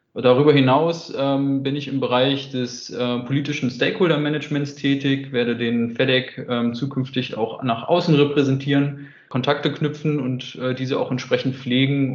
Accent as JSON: {"language": "German", "region": "Hamburg", "country": "Germany", "tie": "born or raised there", "moved": "as an adult", "lives_now": "Hanover, Germany", "said": "27 Jahre alt, gebürtiger Hamburger und äh, wohne jetzt seit einiger Zeit in Hannover"}